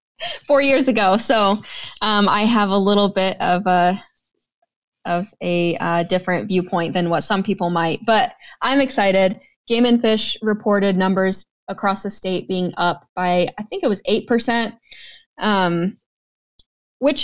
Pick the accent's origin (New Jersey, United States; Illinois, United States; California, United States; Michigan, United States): Michigan, United States; moved away as an adult; now in North Dakota, United States; growing up in Michigan, I lived in town